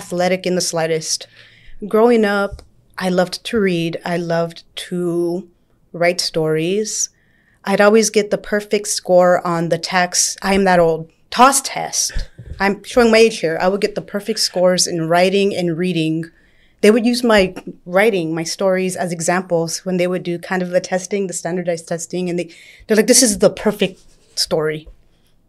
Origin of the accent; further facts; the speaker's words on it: San Antonio, Texas, United States; I am actually born and raised in San Antonio. I'm from the west side of San Antonio